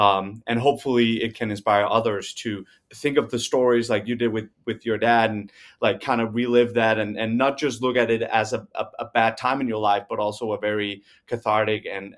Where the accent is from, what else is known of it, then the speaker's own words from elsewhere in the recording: Denmark; because we're from Denmark